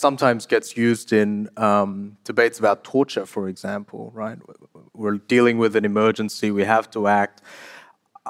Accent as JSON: {"language": "English", "country": "South Korea", "tie": "born or raised there", "moved": "yes", "said": "I was born in South Korea"}